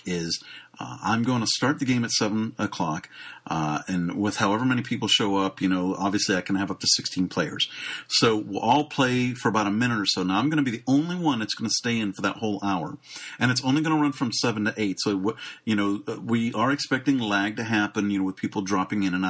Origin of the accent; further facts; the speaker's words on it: Pittsburgh, Pennsylvania, United States; Pittsburgh, Pennsylvania, my hometown